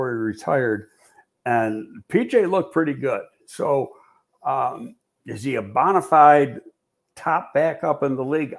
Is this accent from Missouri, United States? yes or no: no; Buffalo, New York, United States; I'm from Buffalo